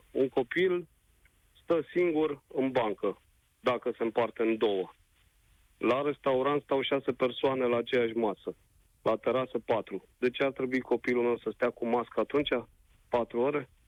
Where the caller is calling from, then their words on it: Brașov, Brașov County, Romania; Sunt … din Brașov, am doi copii